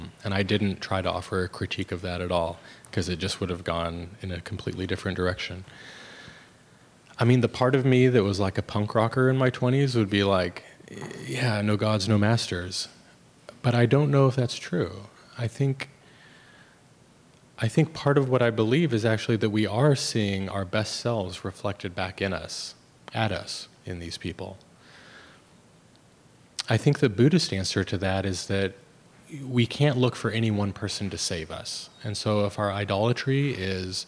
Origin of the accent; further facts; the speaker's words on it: United States; I grew up in America.